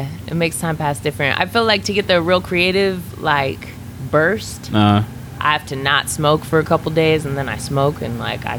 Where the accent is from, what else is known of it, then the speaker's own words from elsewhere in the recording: Eugene, Oregon, United States; Well, Eugene's like a real hippie town, right? So I grew up raised by white parents.